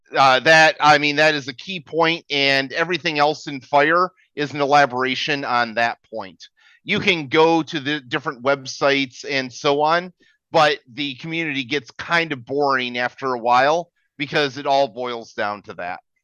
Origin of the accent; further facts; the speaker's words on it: United States; moved away as an adult; now in Philippines; as an American, I moved to the Philippines